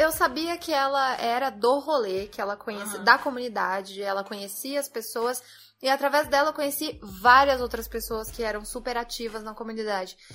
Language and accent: Portuguese; São Paulo, Brazil; eu sou de São Paulo